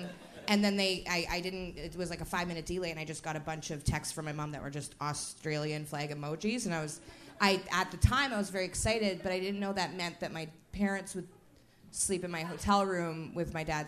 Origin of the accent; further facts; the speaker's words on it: Winnipeg, Manitoba, Canada; I'm from Winnipeg, and I look like Guy Fieri.